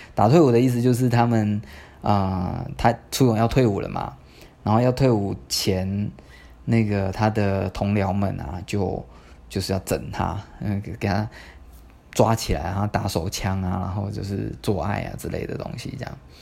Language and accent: Chinese; Tamsui, New Taipei, Taiwan; 我念师大附中嘛，但是我家在淡水